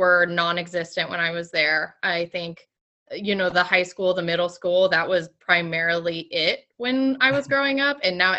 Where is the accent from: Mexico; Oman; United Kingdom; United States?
United States; Queen Creek, Arizona; also born or lived in Washington State; now in Los Angeles, United States; I was born in Washington State. Okay. I moved to Arizona when I was about six. And So I was raised primarily in Queen Creek, Arizona.